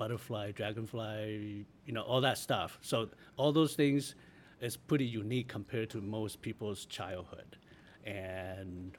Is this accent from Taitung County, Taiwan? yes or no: yes; Taitung, Taitung County, Taiwan; I actually grew up in Taitung.